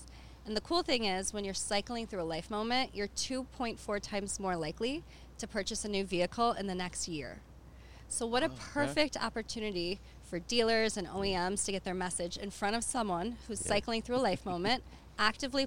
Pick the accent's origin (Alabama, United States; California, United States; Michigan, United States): Michigan, United States; Detroit; also born or lived in Florida; I grew up in Metro Detroit, so always surrounded by the industry